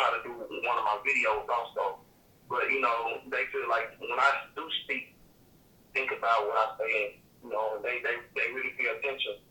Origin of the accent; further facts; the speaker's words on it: Mississippi, United States; I'm from Mississippi